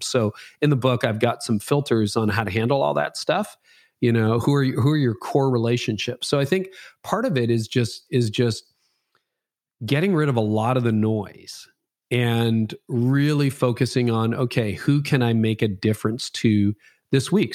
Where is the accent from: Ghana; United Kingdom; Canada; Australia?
Canada; I'm Canadian.